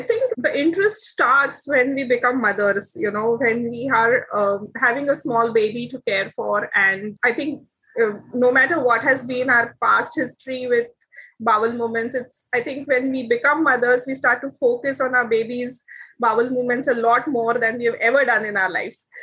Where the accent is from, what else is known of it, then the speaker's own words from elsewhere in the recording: India; now in Taiwan; I am an Indian.